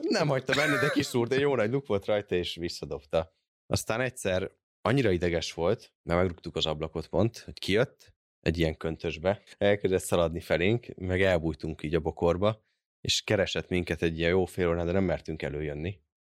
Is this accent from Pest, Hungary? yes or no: yes; Érd, Pest, Hungary; Én érden, érden nőttem föl, az is hát nem falu, kisváros volt mindig is